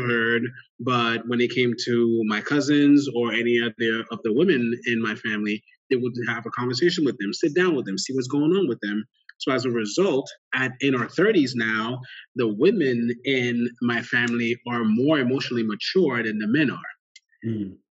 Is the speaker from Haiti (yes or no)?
yes; Port-au-Prince, Ouest, Haiti; moved away; I grew up in Port au Prince, Haiti. My family is Haitian.